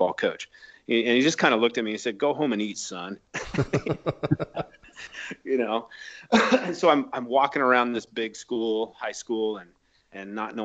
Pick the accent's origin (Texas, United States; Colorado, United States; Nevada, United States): Nevada, United States; Reno; I grew up in Reno, Nevada, and I grew up as an athlete